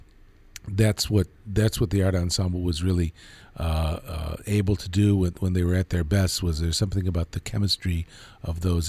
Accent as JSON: {"language": "English", "town": "Chicago", "region": "Illinois", "country": "United States", "tie": "born or raised there", "said": "I grew up in Hyde Park on the south side of Chicago"}